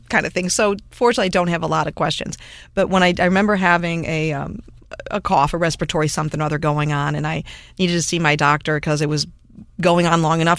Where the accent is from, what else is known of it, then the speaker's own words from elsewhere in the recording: Cleveland, Ohio, United States; moved away; I grew up in Cleveland, Ohio area